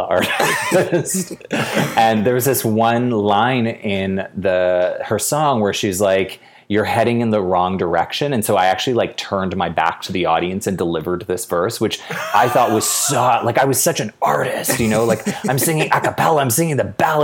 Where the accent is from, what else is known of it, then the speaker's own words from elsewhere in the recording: Edmonton, Alberta, Canada; I was born in Edmonton